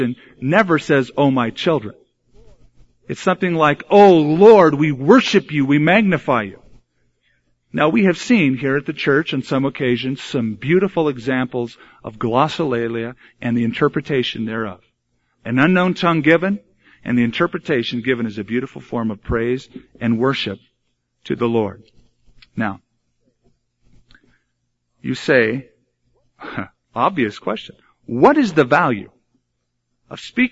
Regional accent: United States; we were raised in America. We speak English

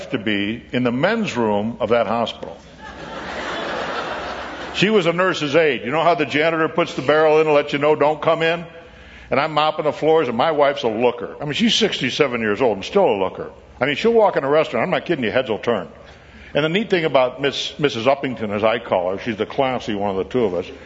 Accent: Williamsville, New York, United States; I grew up in Williamsville, New York, outside of Buffalo

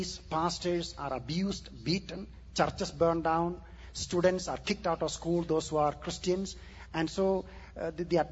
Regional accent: southern India, India; moved away; I was born and raised in India

